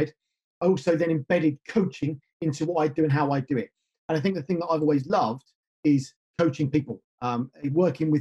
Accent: United Kingdom; I grew up just north of London

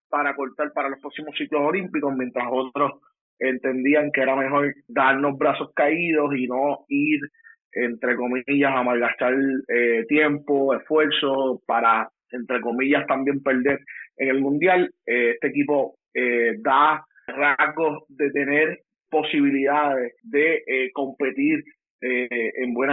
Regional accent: Puerto Rico; Soy boricua antes que todo, me apasiona eh, el deporte, el deporte patrio

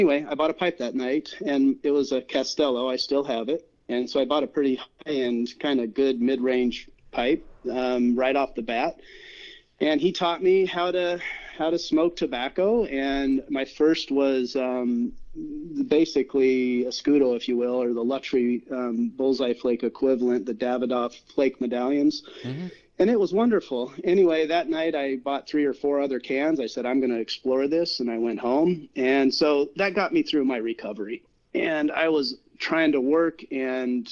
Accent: Iowa, United States; I grew up in Iowa, and you just chewed tobacco.

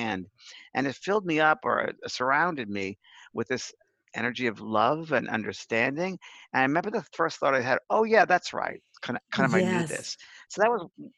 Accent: New York, United States; also born or lived in San Francisco; now in Los Angeles, United States; I'm originally from New York

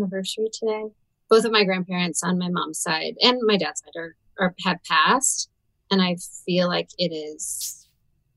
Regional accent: St. Louis, Missouri, United States; I'm from St. Louis.

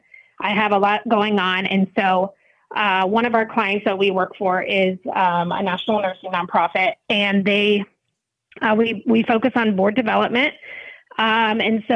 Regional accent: Sarasota, Florida, United States; I am from Sarasota, Florida

